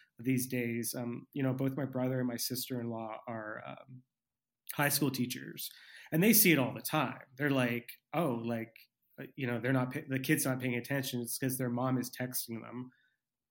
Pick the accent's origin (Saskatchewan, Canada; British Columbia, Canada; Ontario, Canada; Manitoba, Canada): British Columbia, Canada; Vancouver; as a British Columbian, as a Vancouverite